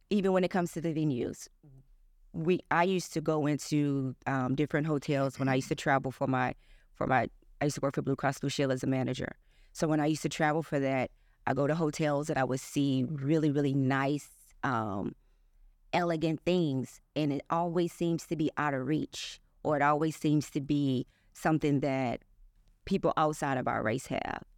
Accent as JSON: {"language": "English", "town": "East St. Louis", "region": "Illinois", "country": "United States", "tie": "born or raised there"}